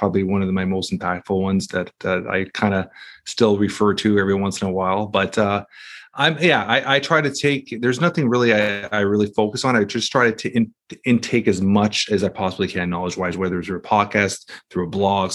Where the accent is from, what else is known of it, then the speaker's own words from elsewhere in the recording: Toronto, Ontario, Canada; Toronto, Canada